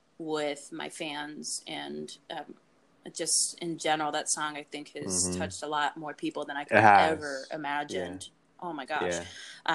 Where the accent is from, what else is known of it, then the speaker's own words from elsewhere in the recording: Pittsburgh, Pennsylvania, United States; the music that I grew up around in Pittsburgh, you know, going to the Keynote Cafe at 14 years old